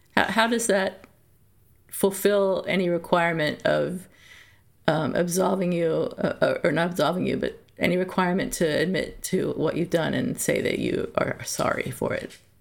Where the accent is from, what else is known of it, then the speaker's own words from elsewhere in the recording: Philadelphia, Pennsylvania, United States; moved away; also born or lived in North Carolina; I was born in Philadelphia